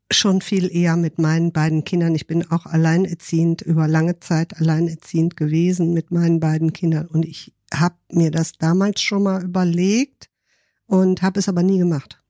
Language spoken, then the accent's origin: German; Rhineland, Germany; moved away as an adult; now in Hamburg, Germany; Ich komme aus dem Rheinland